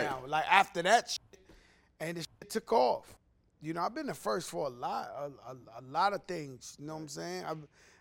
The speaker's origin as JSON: {"language": "English", "town": "New York City", "region": "New York", "country": "United States", "also_born_or_lived": "Miami, Florida", "moved": "as an adult", "lives_now": "Florida, United States", "said": "I'm from New York. I'm from the Bronx, birthplace of hip hop"}